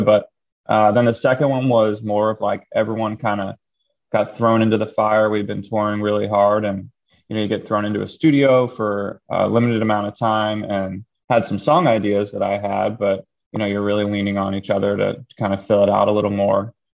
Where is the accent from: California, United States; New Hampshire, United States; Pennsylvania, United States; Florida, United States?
Pennsylvania, United States; Philadelphia; moved away as an adult; also born or lived in Los Angeles / New York City; I grew up in Philly, decided to move home